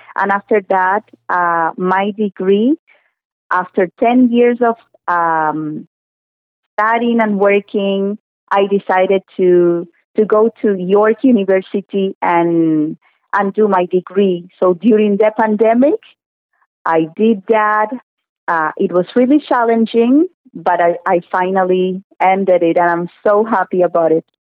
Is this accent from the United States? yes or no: no; Cuba; English is a second language; moved away as an adult; now in Thornhill, Canada; I am originally from Cuba